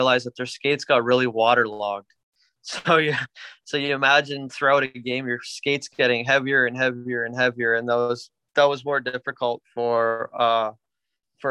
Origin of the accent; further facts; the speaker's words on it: Canada; now in Florida, United States; we're a typical Canadian hockey family